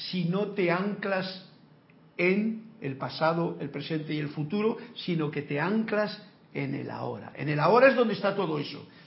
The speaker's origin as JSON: {"language": "Spanish", "country": "Mexico", "said": "Y yo soy de México, viva México y viva España"}